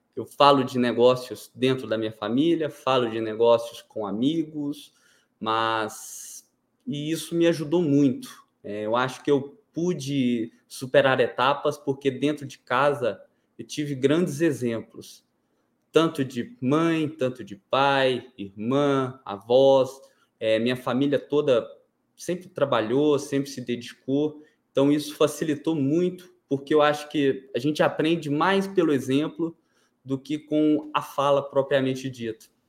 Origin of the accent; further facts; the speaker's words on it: Goiânia, Goiás, Brazil; Eu sou goianiense, nascido e criado aqui